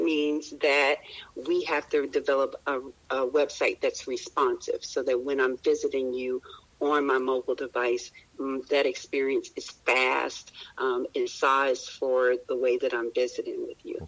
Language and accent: English; Roanoke, Virginia, United States; I was born in Roanoke, Virginia